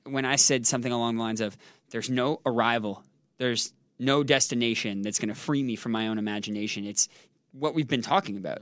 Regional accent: Canada; growing up in Canada

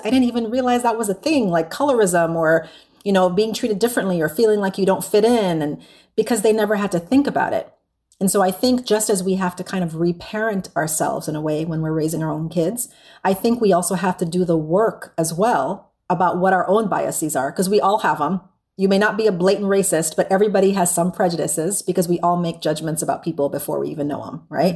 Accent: U.S. Virgin Islands; now in San Antonio, United States; I'm from the Caribbean, and I was born and raised there

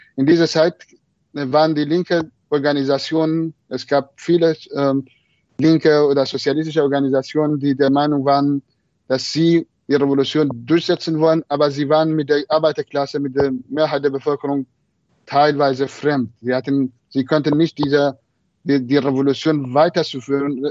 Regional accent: Marivan, Kurdistan, Iran; German is a second language; moved away; meine Heimatstadt Merivan

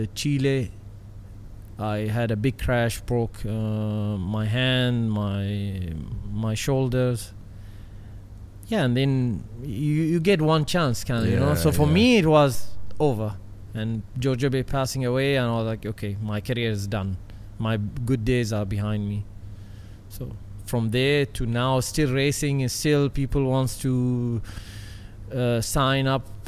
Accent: United Arab Emirates; in my home country, in the dunes

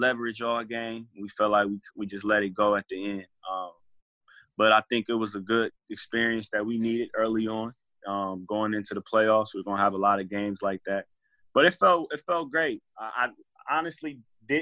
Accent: Columbus, Ohio, United States; moved away; also born or lived in New Jersey; I went back home to my hometown, Columbus, Ohio

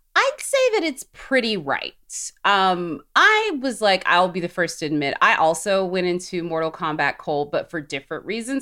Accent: Alabama, United States; I'm from Alabama

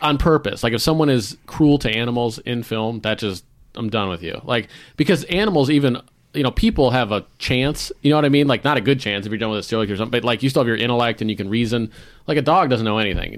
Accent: Florida, United States; moved away as an adult; also born or lived in the South; now in Seattle, United States; I'm originally from Florida, born in Florida

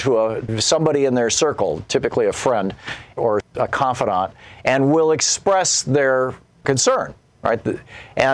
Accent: Michigan, United States; moved away as an adult; also born or lived in New Hampshire; I grew up in Michigan

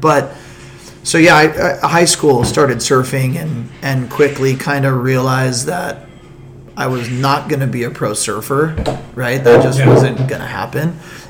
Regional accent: Pierpont Beach, California, United States; when I was really young, we grew up right in Pierpont Beach.

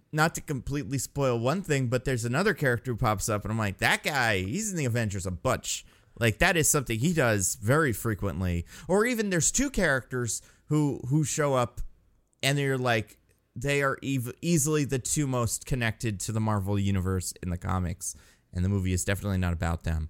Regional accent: New Jersey, United States; moved away; when I was a kid in Jersey

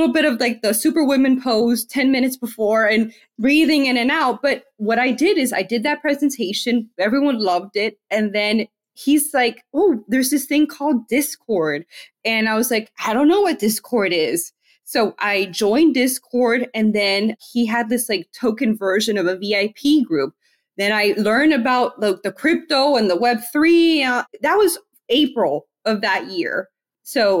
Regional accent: Miami, Florida, United States; now in Tennessee, United States; I'm from Miami, Florida. I'm Hispanic.

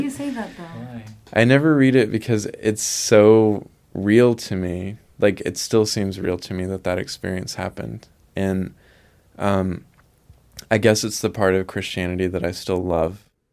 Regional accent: Milligan Ridge, Arkansas, United States; I grew up in Arkansas in the Mississippi Delta, a really small town of 100 people called Milligan Ridge

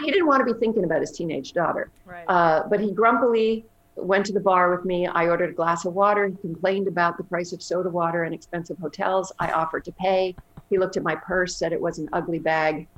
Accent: Canada; moved away; I'm originally Canadian

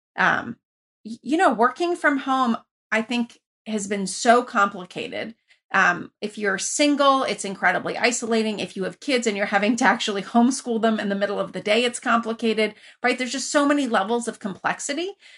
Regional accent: Iran; also born or lived in Lafayette, California, United States; now in United States; I grew up originally in Iran, where you were connected to everybody

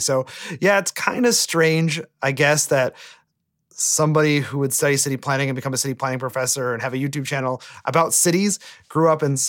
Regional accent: Sturgeon Bay, Wisconsin, United States; moved away; I was born and raised in Sturgeon Bay, Wisconsin. It's a small town on the lakeshore of Lake Michigan, about 45 minutes from Green Bay, but really about three and a half hours from a truly major city

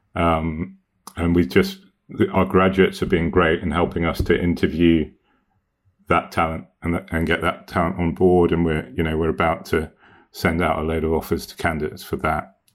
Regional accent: Hong Kong; I grew up in Hong Kong in the, in the eighties and nineties

